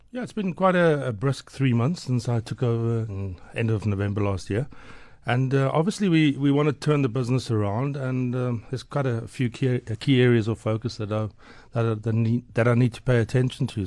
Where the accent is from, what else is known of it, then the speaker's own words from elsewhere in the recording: Port Elizabeth, Eastern Cape, South Africa; moved away as an adult; now in Johannesburg, South Africa; growing up in Port Elizabeth